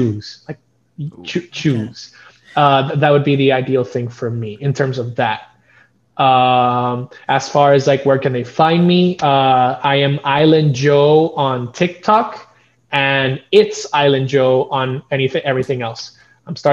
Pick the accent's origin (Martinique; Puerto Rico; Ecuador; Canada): Puerto Rico; I'm from Puerto Rico